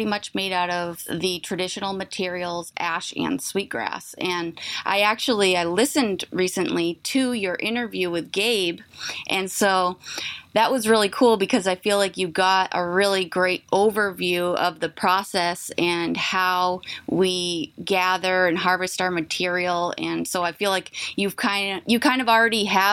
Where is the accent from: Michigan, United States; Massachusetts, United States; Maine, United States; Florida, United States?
Maine, United States; Indian Island, Deer Isle, Stonington area; also born or lived in Bangor, Maine; I'm from Indian Island. That's where my whole family is from.